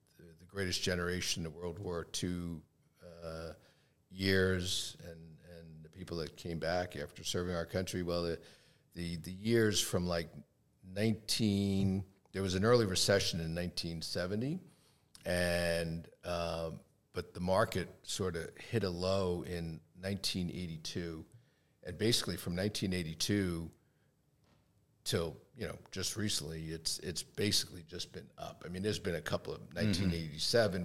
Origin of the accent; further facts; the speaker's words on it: Long Island, New York, United States; also born or lived in Queens, New York; I was born in Queens, raised on Long Island.